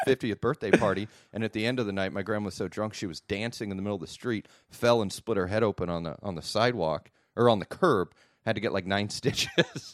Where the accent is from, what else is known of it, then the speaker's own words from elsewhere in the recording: United States; I'm an American